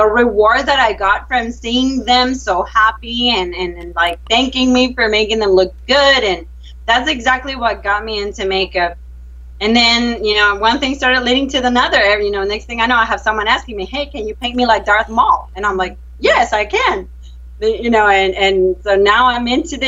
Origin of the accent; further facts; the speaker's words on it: Venezuela; moved away as an adult; now in Texas, United States; Well, I am originally from Venezuela. I've been here in the U.S. for 10 years